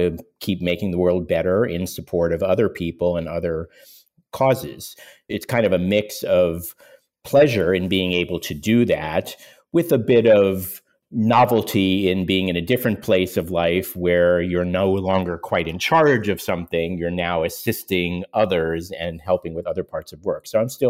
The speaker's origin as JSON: {"language": "English", "town": "Pittsburgh", "region": "Pennsylvania", "country": "United States", "tie": "born or raised there", "moved": "yes", "lives_now": "New York, United States", "said": "I was born in New York, but I grew up in Pittsburgh. My parents were New Yorkers, but wanted to leave New York. I spent my whole childhood growing up in Pittsburgh wanting to get to New York, which is where I now live."}